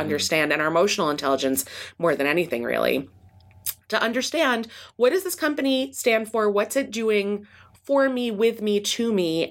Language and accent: English; East Coast, United States; moved away as an adult; also born or lived in Midwest; now in California, United States; I grew up on the East Coast and then did my P H D in the Midwest and then came to California